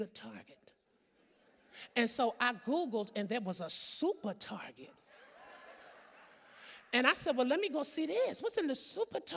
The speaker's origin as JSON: {"language": "English", "region": "California", "country": "United States", "said": "I'm from California."}